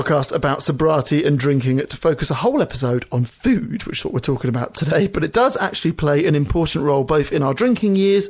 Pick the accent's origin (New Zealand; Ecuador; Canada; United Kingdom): United Kingdom; Pommy, England; now in Australia